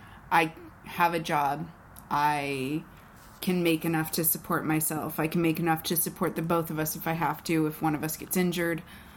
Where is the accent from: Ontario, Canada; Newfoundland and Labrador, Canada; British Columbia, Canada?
Ontario, Canada; Toronto; now in Whistler, Canada; I'm originally from Toronto.